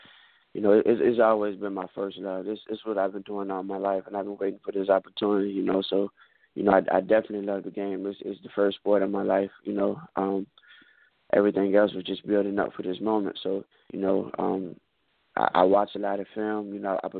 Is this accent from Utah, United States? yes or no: no; Richmond, Virginia, United States; right now I'm home in Richmond, Virginia, training right now